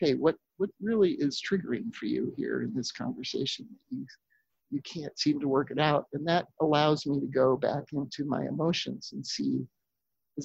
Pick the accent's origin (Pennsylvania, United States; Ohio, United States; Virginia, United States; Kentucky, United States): Pennsylvania, United States; now in Minnesota, United States; I grew up in Pennsylvania